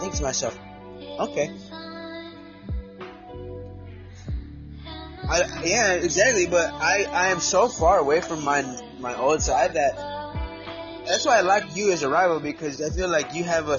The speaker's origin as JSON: {"language": "English", "region": "New York", "country": "United States", "said": "I'm the guy from New York"}